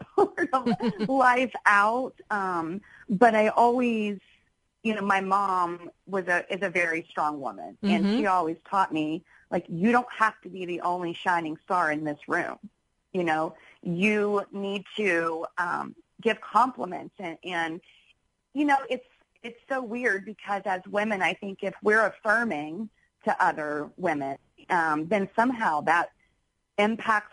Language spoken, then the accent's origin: English; Charleston, United States; moved away as an adult; also born or lived in New York City; when I moved back from New York City to Charleston